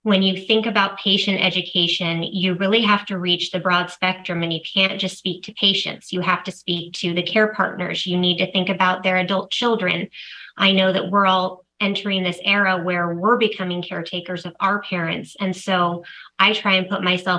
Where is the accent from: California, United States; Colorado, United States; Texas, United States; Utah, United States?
California, United States; San Diego; back down to San Diego, which is where we are from. So it really was an incredible transition for me in leaving Allergan and being able to join Neurocrine and getting back to my hometown